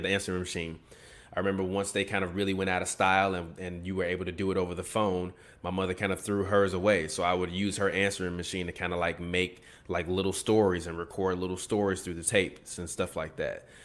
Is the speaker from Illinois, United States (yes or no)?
yes; Chicago, Illinois, United States; we grew up on the South Side